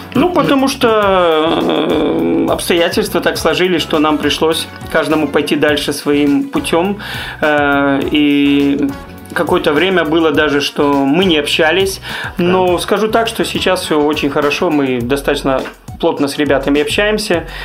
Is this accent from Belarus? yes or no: yes; Grodno, Grodno Region, Belarus; moved away as an adult; now in Minsk, Belarus; Я родился в Гродно, я вырос в Гродно